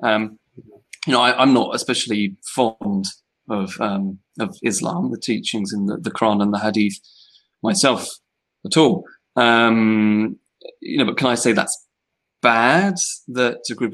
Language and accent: English; United Kingdom; we're British